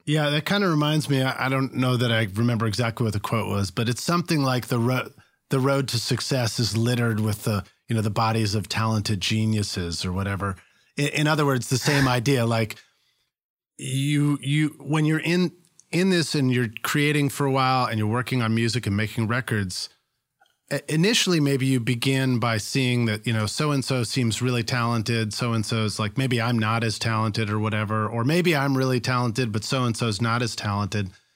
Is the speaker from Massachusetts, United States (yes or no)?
yes; Boston, Massachusetts, United States; moved away; I'm from Boston originally